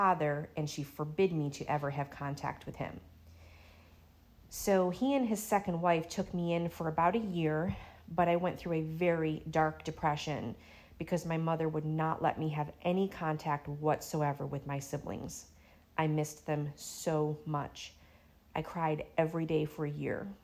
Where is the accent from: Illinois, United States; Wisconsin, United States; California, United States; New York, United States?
New York, United States; Syracuse; moved away as an adult; now in Florida, United States; I was born in 1977 in Syracuse, New York.